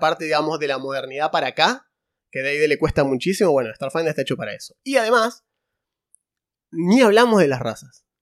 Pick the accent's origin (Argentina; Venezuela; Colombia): Argentina; Santa Fe; hay gente que pensaba que éramos de capital nosotros eh, y somos de Santa Fe